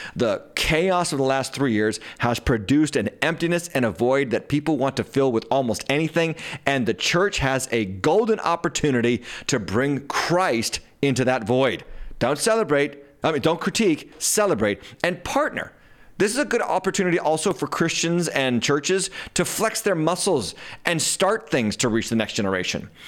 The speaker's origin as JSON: {"language": "English", "region": "Massachusetts", "country": "United States", "tie": "born or raised there", "said": "My home state of Massachusetts"}